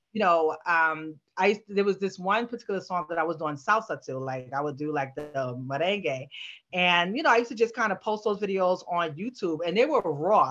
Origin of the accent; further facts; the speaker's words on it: New York City, New York, United States; I grew up in New York in a Bronx between Bronx and Harlem